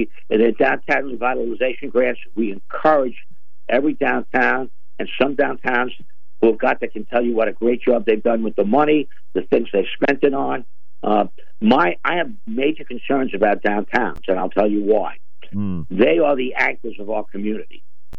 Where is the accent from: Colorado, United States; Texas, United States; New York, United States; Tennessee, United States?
New York, United States; I'm from Suffolk County. What are you doing for us?